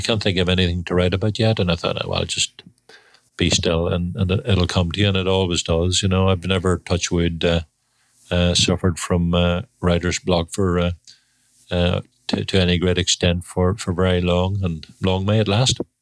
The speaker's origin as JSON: {"language": "English", "town": "Belfast", "region": "Northern Ireland", "country": "United Kingdom", "said": "Belfast in Northern Ireland"}